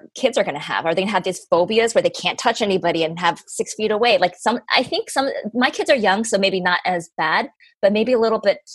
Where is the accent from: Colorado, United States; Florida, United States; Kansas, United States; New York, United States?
Colorado, United States; I grew up in Colorado.